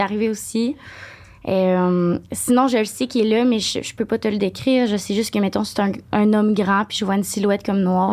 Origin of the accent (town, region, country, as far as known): Saint-Honoré, Quebec, Canada; born or raised there